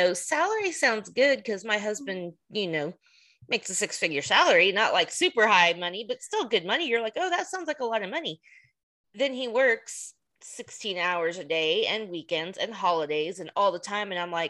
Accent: United States; also born or lived in Texas; being an American isn't all it's cracked up to be sometimes.

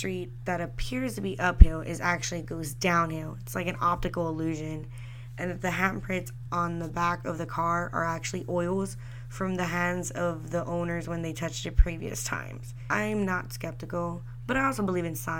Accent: San Antonio, Texas, United States; I was born and raised here in San Antonio.

